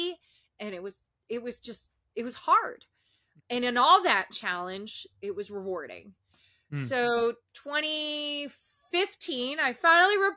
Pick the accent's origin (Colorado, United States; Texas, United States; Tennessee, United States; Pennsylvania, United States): Pennsylvania, United States; Emmaus; moved away as an adult; I'm from Emmaus, Pennsylvania. It's an hour north of Philly, hour south of New York City, give or take, right? Right by the Jersey border. So small town, suburb area, real quiet. And I graduated high school in June 2001.